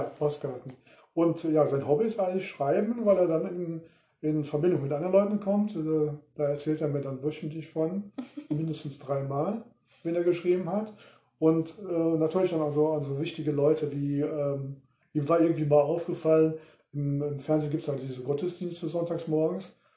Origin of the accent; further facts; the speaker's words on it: Ruhr area, North Rhine-Westphalia, Germany; wir kommen aus dem Ruhrgebiet